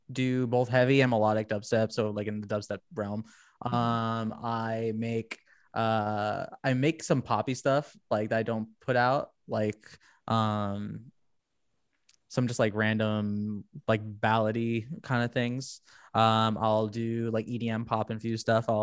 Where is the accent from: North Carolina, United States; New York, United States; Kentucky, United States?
New York, United States; Yeah, really, really, really great guy, and we're both from New York